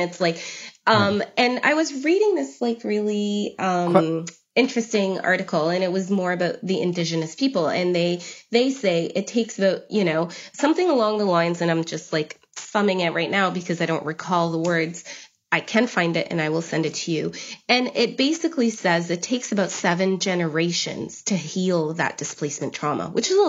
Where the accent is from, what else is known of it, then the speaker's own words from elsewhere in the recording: Saudi Arabia; now in Halifax, Canada; being biracial and growing up in Saudi Arabia